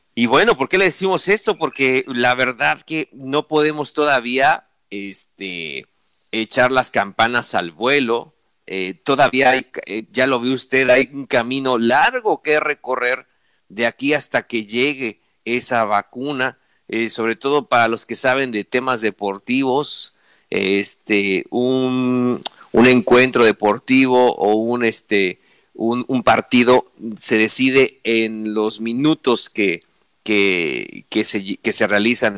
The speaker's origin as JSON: {"language": "Spanish", "country": "Mexico", "said": "nosotros como mexicanos"}